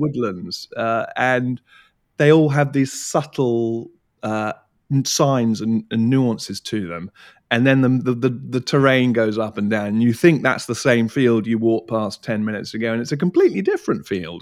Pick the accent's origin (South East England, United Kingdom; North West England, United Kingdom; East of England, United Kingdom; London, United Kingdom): South East England, United Kingdom; Surrey Hills, Leith Hill area; I grew up in the Surrey Hills. I grew up in the Leith Hill area